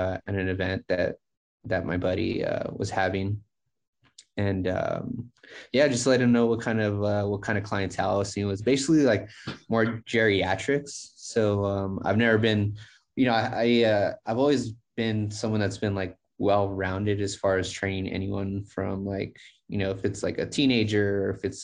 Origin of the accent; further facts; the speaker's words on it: El Paso, Texas, United States; the club's in Hobbs, New Mexico, but I'm actually from El Paso, Texas.